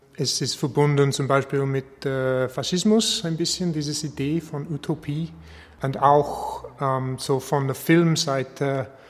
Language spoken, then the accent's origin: German; England, United Kingdom; German is a second language; moved away as an adult; now in Linz, Austria; Ich wohne in Linz seit 2013, aber ich bin äh, eigentlich ein Engländer